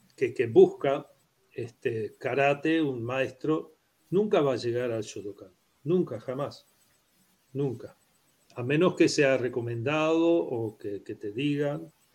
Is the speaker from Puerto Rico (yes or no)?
no; Uruguay; Spanish is a second language; also born or lived in Prague, Czech Republic; yo soy uruguayo.